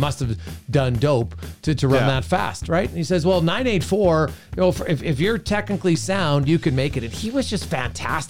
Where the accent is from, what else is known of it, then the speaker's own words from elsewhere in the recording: Canada; as a Canadian